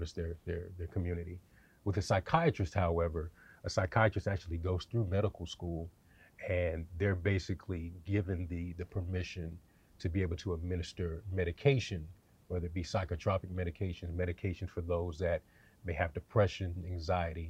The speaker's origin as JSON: {"language": "English", "town": "Sacramento", "region": "California", "country": "United States", "tie": "born or raised there", "also_born_or_lived": "Atlanta, Georgia", "moved": "as an adult", "said": "I grew up in Sacramento, California"}